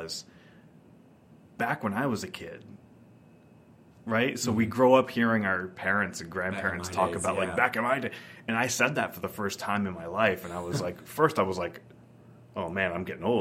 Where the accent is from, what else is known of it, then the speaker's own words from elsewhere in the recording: Keene, New Hampshire, United States; moved away as an adult; also born or lived in Nashua, New Hampshire; Keene, New Hampshire is my actual hometown